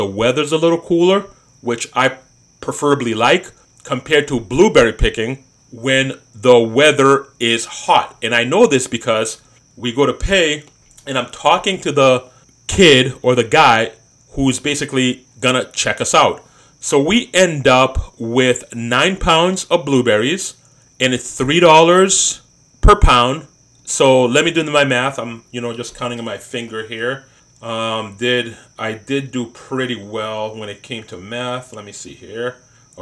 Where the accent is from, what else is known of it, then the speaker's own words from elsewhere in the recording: East Coast, United States; moved away; growing up on the East Coast